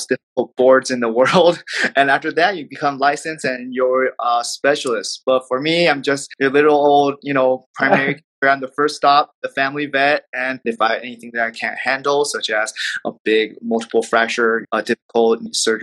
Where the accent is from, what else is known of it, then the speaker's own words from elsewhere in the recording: Los Angeles, California, United States; I'm just your friendly neighborhood veterinarian here in my little hometown in LA.